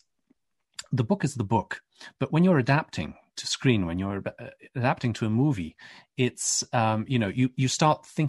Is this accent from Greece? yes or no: no; Poland; I'm from Poland, grew up Catholic